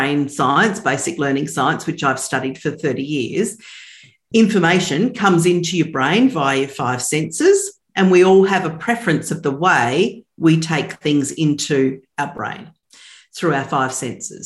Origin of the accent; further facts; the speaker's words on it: Australia; I'm from Australia